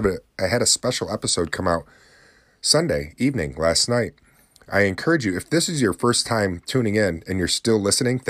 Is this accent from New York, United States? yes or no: yes; New Haven, New York, United States; now in Oswego, United States; In New Haven, New York, my hometown that I grew up in, I'm living in the city of Oswego, but my hometown's New Haven, New York, tiny little town